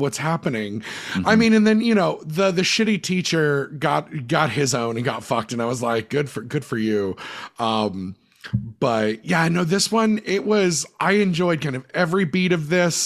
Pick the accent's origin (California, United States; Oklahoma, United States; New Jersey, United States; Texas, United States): New Jersey, United States; we're from Central Jersey